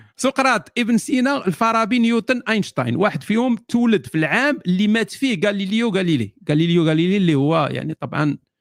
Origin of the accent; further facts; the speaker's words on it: Morocco; عندنا في المغرب